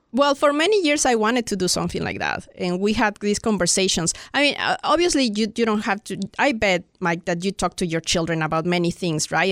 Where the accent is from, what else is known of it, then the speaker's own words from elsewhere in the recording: Mexico City, Mexico; moved away as an adult; now in United States; I'm from Mexico City